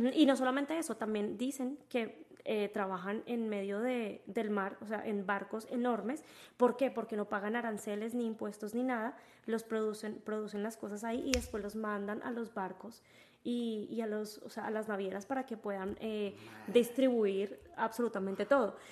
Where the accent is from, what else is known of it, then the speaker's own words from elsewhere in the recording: Colombia; moved away; yo soy colombiana y en mi tierra hay negros